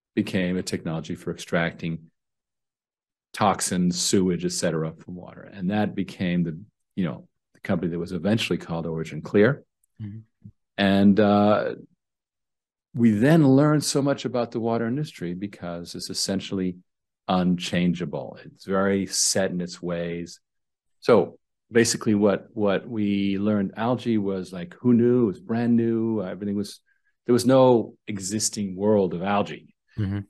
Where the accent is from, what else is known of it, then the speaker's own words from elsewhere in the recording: Canada; I was born in Canada